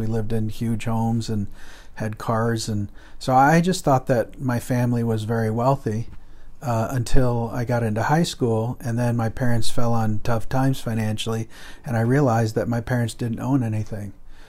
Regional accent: Guatemala; also born or lived in United States / Colombia; I was born in the United States, but I was raised in Central and South America, in Guatemala and Colombia.

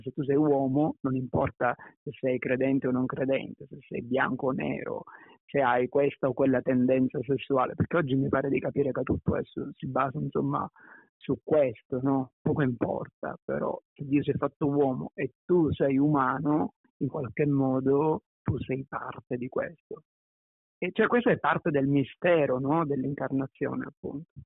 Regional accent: Ragusa, Sicily, Italy; moved away; also born or lived in Milan; sono nato a Ragusa in Sicilia, sono cresciuto in una famiglia molto unita

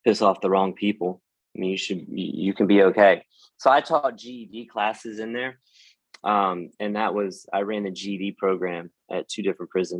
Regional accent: North Carolina, United States; I was raised here in North Carolina

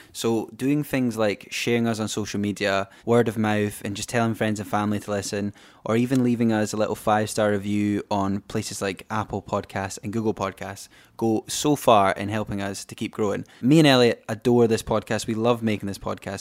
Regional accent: Glenrothes, Scotland, United Kingdom; also born or lived in Edinburgh; recording this episode from my hometown of Glenrothes

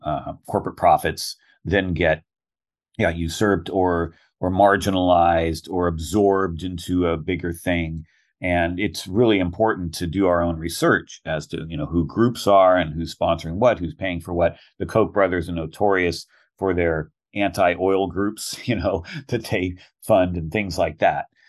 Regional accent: Guerneville, California, United States; went back to my hometown of Guerneville, western Sonoma County

